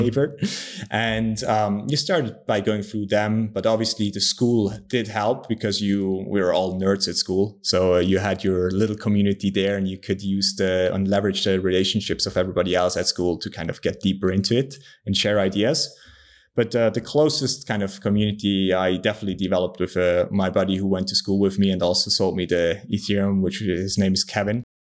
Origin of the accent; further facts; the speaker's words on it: Switzerland; I'm also from Switzerland